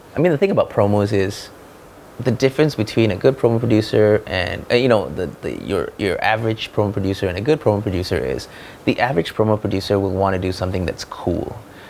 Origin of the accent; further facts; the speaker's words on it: Malaysia; I come from Malaysia, right? With the land of the cheap.